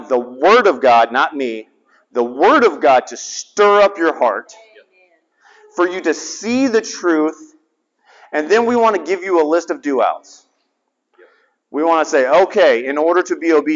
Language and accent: English; the South, United States; I'm from the South